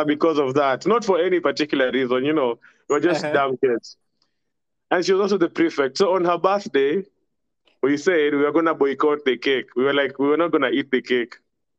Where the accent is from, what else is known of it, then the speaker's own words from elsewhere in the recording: Mombasa, Mombasa County, Kenya; accent: Coastal; I was born and raised in Mombasa